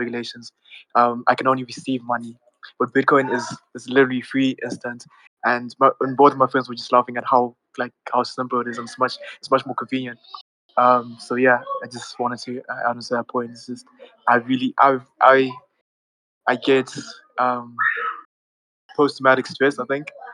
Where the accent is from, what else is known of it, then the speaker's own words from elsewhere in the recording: Zimbabwe; I'm also from Africa. I'm in Zimbabwe specifically